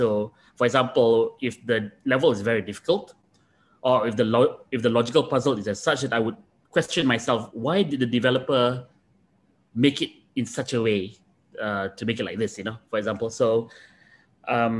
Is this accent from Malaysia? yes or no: yes; Malaysia; moved away as an adult; also born or lived in Japan; as a Malaysian